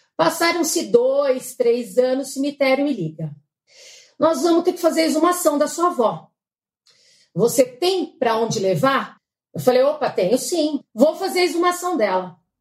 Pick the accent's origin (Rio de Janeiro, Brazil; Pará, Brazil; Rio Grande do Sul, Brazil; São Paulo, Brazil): São Paulo, Brazil; São Caetano do Sul; also born or lived in Piracicaba; now in São Paulo, Brazil; Eu fui criada por ela, em São Caetano